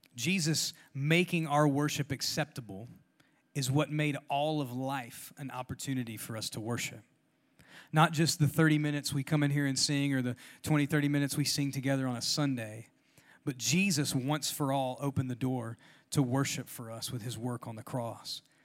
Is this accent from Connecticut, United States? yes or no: no; Louisiana, United States; now in Georgia, United States; I'm from Louisiana